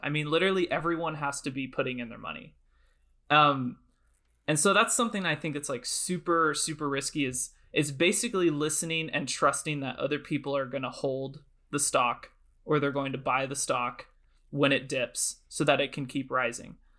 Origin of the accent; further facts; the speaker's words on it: Oregon, United States; I'm currently in my hometown in Oregon